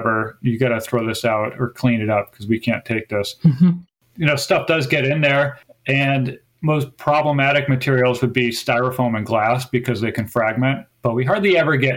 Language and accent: English; Wisconsin, United States; also born or lived in Seattle, Washington; now in Gloucester, United States; I grew up in Wisconsin